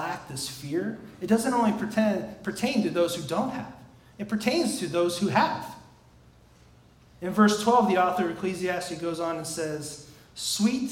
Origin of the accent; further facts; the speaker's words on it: outside Chicago, Illinois, United States; growing up outside Chicago in the 90s